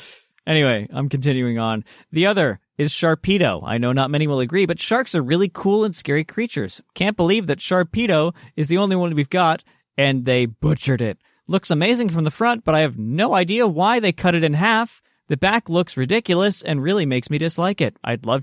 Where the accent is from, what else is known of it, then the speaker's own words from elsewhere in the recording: Port Elizabeth, Eastern Cape, South Africa; I grew up in Port Elizabeth in South Africa, a city on the coast.